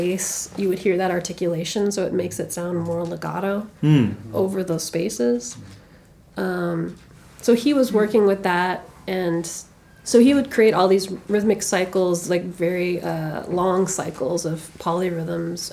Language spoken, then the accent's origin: English; Calgary, Alberta, Canada; also born or lived in Toronto; now in New York, United States; I'm from Calgary originally